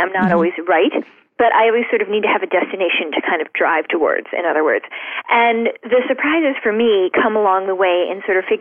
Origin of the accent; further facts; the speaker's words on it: Shaker Heights, Ohio, United States; moved away; When I was growing up in Shaker Heights